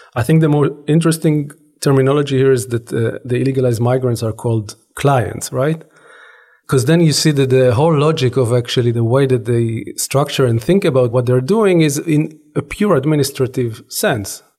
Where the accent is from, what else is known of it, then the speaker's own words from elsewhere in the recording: Israel; growing up in Israel, I was born and raised in Israel.